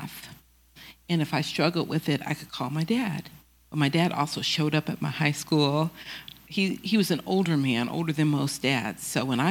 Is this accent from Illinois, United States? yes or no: no; Oakland, California, United States; I'm not born in Oakland, but I grew up in Oakland